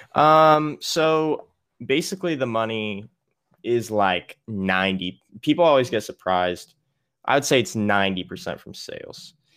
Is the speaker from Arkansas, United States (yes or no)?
yes; Little Rock, Arkansas, United States; moved away as an adult; also born or lived in Mississippi; my parents live in Little Rock, so during the summers, or at least this summer, I came back home to stay